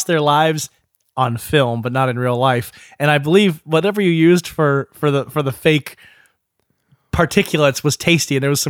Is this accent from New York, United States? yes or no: no; St. Louis, Missouri, United States; born there; I was born in St. Louis.